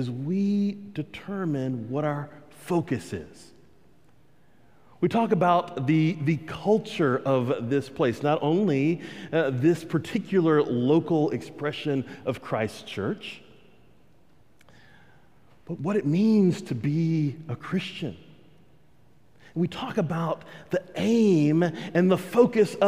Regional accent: Texas, United States; I'm a Texan

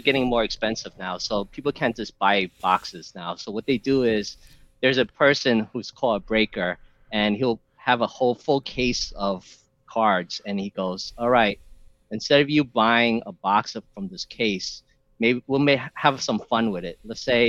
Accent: New York City, New York, United States; I'm from New York, so New York has good cheesecake.

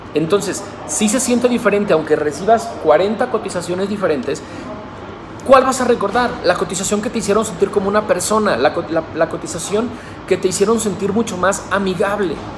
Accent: Guadalajara, Jalisco, Mexico; hoy me regreso a mi ciudad natal, a la ciudad de Guadalajara

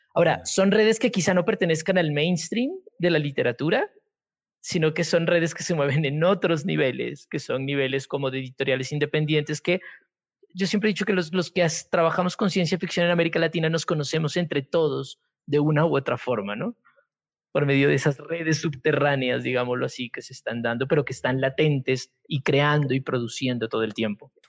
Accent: Pasto, Nariño, Colombia; yo soy de Pasto

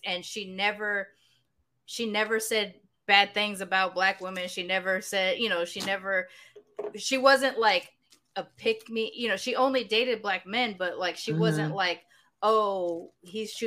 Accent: Long Beach, California, United States; also born or lived in Sacramento, California; growing up in Long Beach, I didn't have to tell people I was black

